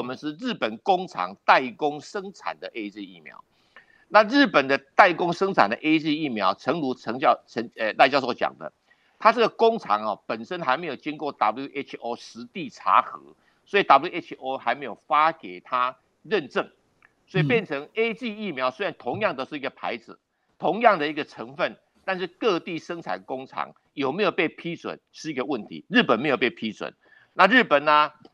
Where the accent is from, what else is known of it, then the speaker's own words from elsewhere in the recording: Taiwan; 我们台湾人